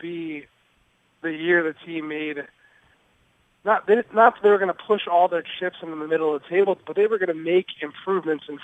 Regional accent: Philadelphia, Pennsylvania, United States; now in Boston, United States; I'm from Philly

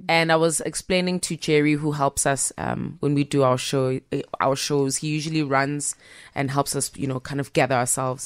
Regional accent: Pietermaritzburg, KwaZulu-Natal, South Africa; also born or lived in Durban; I'm born in Durban and I was raised in Pietermaritzburg

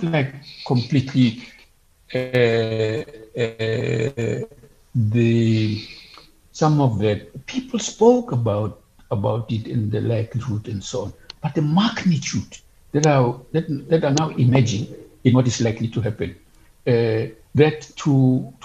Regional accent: Bloemfontein, Free State, South Africa; I come from Bloemfontein.

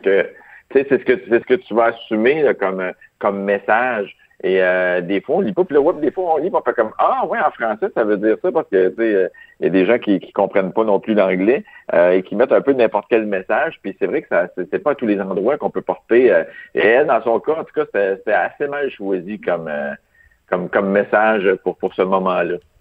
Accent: Quebec, Canada; je suis italien, québécois

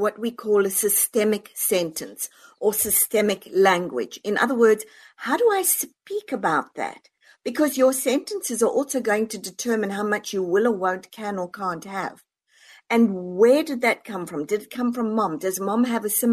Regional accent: South Africa; now in United States; born and raised in South Africa, moved over to the US.

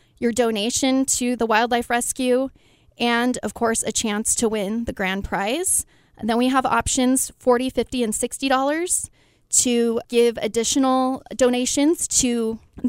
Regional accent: Yucaipa, California, United States; I grew up in Yucaipa

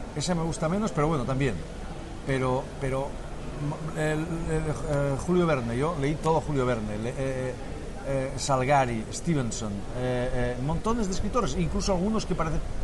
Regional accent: Spain; also born or lived in Catalonia; los españoles también pensamos

